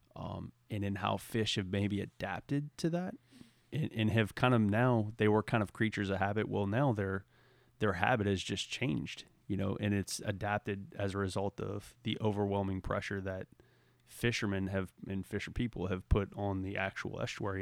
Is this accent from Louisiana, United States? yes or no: yes; Southeast Louisiana, United States; moved away; growing up in Southeast Louisiana